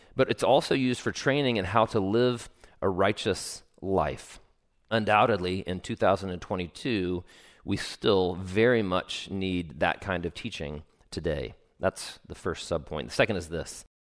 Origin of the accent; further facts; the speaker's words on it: Travelers Rest, South Carolina, United States; my particular subculture growing up in Travelers Rest, South Carolina, was even more overtly Christian